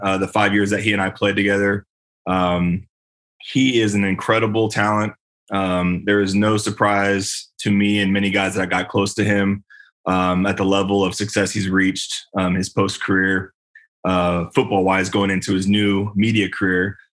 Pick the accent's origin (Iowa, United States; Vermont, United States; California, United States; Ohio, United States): California, United States; Bay Area; moved away as an adult; also born or lived in Indianapolis; I'm from California. I'm I'm I'm a Bay Area native